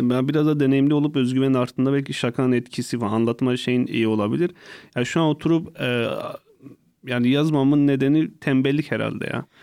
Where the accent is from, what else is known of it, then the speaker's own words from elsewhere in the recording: Hasköy, Muş Province, Turkey; Hazköy ilçesi Gökyazı köyünde ve birinci sınıfa kadar hiç böyle e, insan arasında çıkmadım